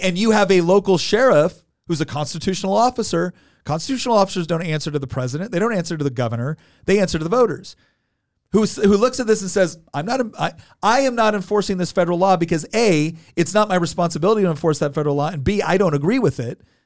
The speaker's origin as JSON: {"language": "English", "region": "California", "country": "United States", "moved": "yes", "lives_now": "Virginia, United States", "said": "I'm originally from California too"}